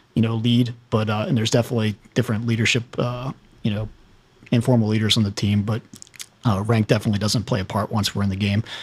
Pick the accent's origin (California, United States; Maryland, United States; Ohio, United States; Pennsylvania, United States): Maryland, United States; Anne Arundel County; also born or lived in Midwest; with college and growing up around here